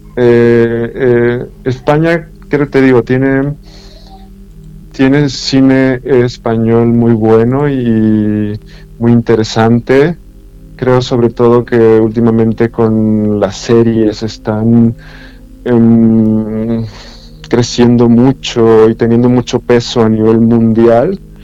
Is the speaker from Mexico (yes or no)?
yes; Mexico; soy mexicano